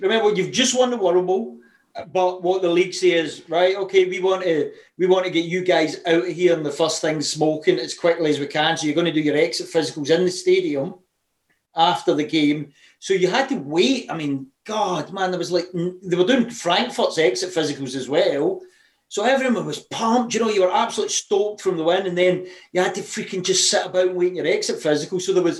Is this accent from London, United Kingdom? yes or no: no; Scotland, United Kingdom; being a Scottish guy